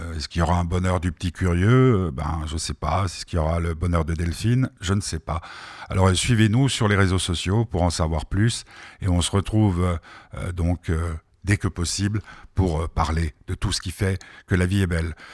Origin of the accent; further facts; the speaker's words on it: France; also born or lived in Geneva, Switzerland; now in Switzerland; j'ai été élevé en France, mais qui sont je suis genevois, suisse